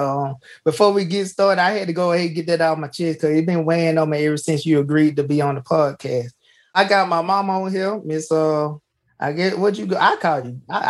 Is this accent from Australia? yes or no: no; Jackson, United States; I'm from Jackson